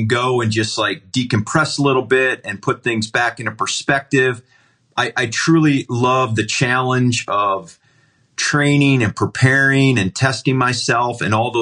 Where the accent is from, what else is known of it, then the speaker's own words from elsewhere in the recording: Ohio, United States; moved away; where I grew up in Ohio